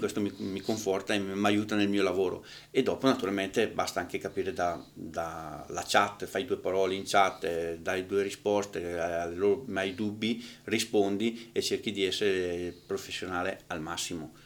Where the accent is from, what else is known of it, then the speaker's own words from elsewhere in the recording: northern Italy, Italy; al nord siamo un attimino più